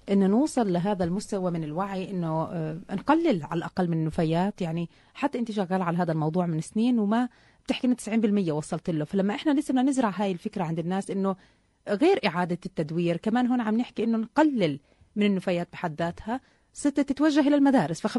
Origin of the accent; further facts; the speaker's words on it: Palestine; كيف بده ينعكس على هويتنا آه، كفلسطينيين وتواجدنا في القدس